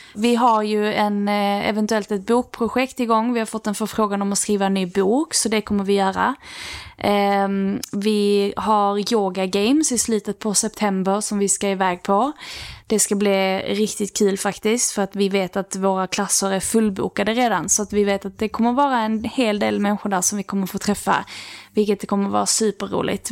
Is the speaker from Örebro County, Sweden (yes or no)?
no; Lerberget, Skåne, Sweden; vi har ju haft så här matdagar när vi var små i Lerberget